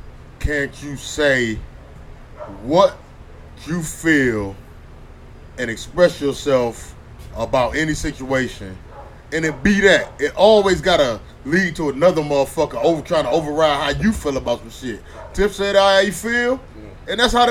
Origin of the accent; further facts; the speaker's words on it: East Coast, United States; I'm from the East Coast.